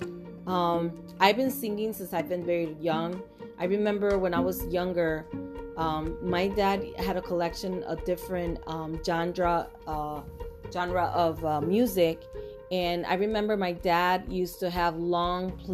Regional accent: Puerto Rico; first language Spanish; English is a second language; now in United States; I was born and raised in Puerto Rico

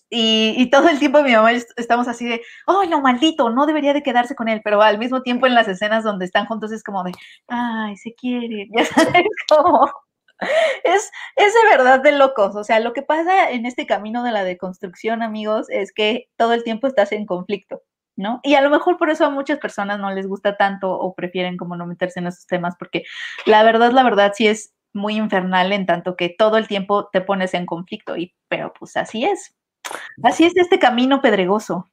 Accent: Mexico; mucho de mi educación sentimental, como muchos mexicanos, fue la televisión abierta y las telenovelas

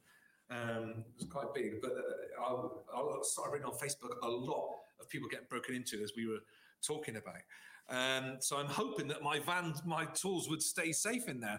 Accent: Somerset, South West England, United Kingdom; I'm from Somerset

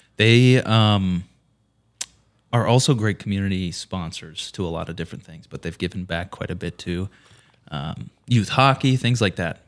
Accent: Fergus Falls, Minnesota, United States; moved away as an adult; now in St. Paul, United States; I grew up in Fergus Falls, proud Fergus Fallian

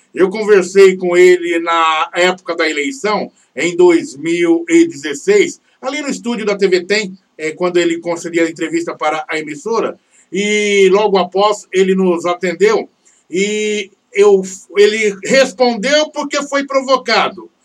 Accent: Dracena, São Paulo, Brazil; now in Sorocaba, Brazil; a minha terra natal, cidade eh, de Dracena, lá no oeste paulista

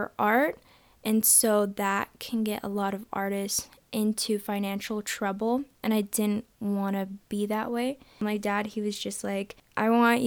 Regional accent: Parker, Colorado, United States; also born or lived in Denver, Colorado / Aurora, Colorado; So I was born and partially raised in Denver, Colorado, and then we moved to Aurora, and then we kept moving south all the way to Parker, Colorado by the time I was about 5 or 6 years old

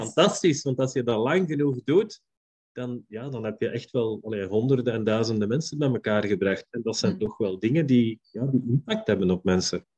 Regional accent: Belgium; ik ben een Belg

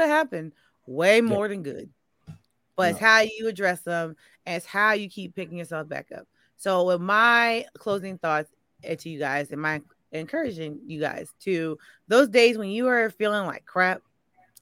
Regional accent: New York, United States; me as a New Yorker

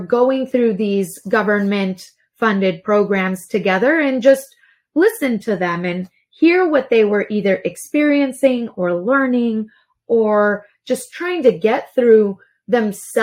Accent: Laredo, Texas, United States; moved away; I'm originally from Laredo

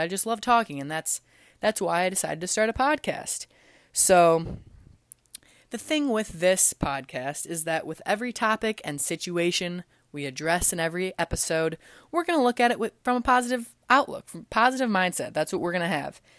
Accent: LaSalle, Illinois, United States; also born or lived in Philadelphia, Pennsylvania; I'm actually from Illinois, about an hour and a half south of the city from La Salle, Peru

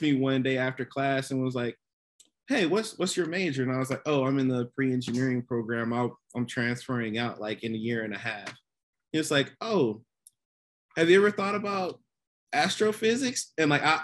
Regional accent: Columbus, Georgia, United States; moved away as an adult; also born or lived in Nashville; I grew up in Columbus, Georgia.

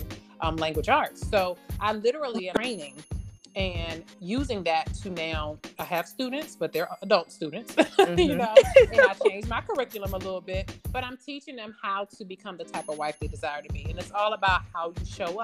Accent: Maryland, United States; I grew up in the DMV. I'm from Maryland.

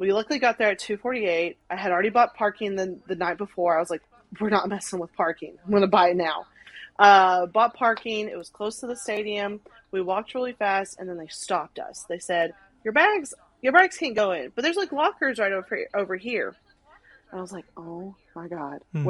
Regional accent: Arkansas, United States; now in Nashville, United States; I grew up in Arkansas, no Islanders. I live in Nashville, hardly any Islanders.

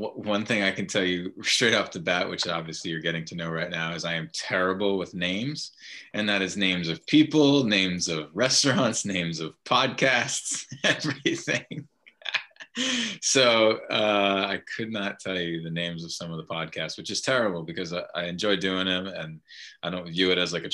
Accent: Cranston, Rhode Island, United States; I grew up in Cranston, Rhode Island

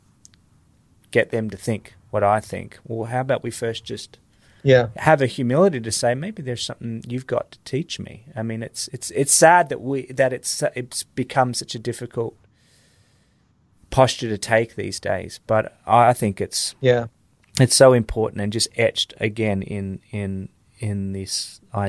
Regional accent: Australia; moved away; also born or lived in Iraq; I'm from Australia

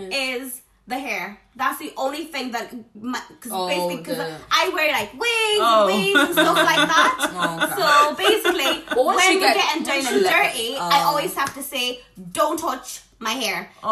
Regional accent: South Africa; You know, I'm South African, but my family's very, like, tame.

